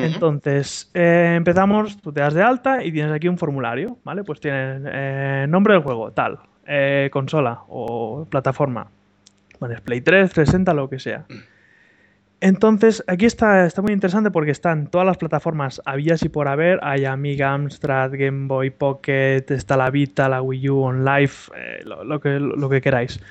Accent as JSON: {"language": "Spanish", "town": "Barcelona", "region": "Catalonia", "country": "Spain", "also_born_or_lived": "Andorra", "said": "yo soy de Barcelona"}